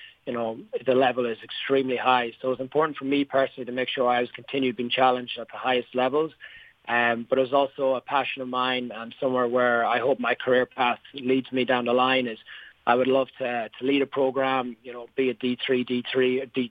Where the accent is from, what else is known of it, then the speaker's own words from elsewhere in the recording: Sligo, Connacht, Ireland; moved away as an adult; also born or lived in Dublin, Ireland / Boston, United States / New Hampshire, United States; now in United States; I grew up in Sligo, Ireland, back in the west coast.